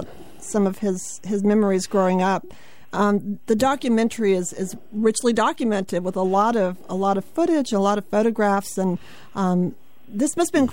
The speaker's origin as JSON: {"language": "English", "town": "Washington", "region": "District of Columbia", "country": "United States", "tie": "born or raised there", "also_born_or_lived": "rural South Carolina", "said": "I actually grew up in the Washington, D.C. area, but a lot of my family is from the South. I'm from South Carolina, rural South Carolina"}